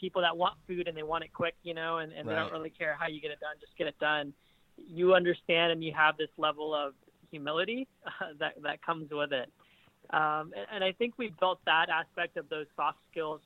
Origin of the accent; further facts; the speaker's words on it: Kansas City, United States; I grew up in Kansas City, born, raised Kansas City